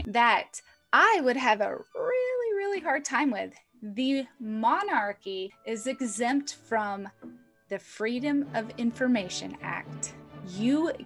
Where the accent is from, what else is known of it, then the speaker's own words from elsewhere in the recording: United States; I'm an American